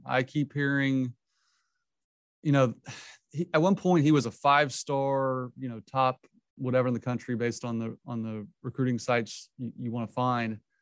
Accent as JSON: {"language": "English", "town": "Edmond", "region": "Oklahoma", "country": "United States", "tie": "born or raised there", "said": "Edmond, my hometown"}